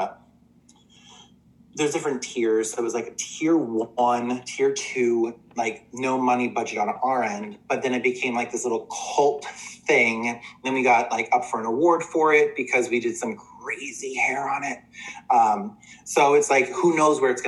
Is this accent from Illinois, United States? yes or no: no; New Jersey, United States; Little gay boy growing up in Central Jersey